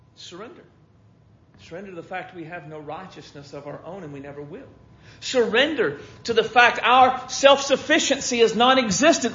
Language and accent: English; United States; I've never been anything but an American